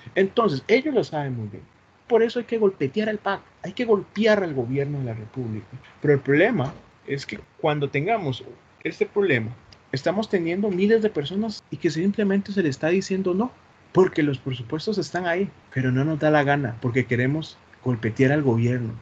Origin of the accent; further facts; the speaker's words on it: Costa Rica; Como ticos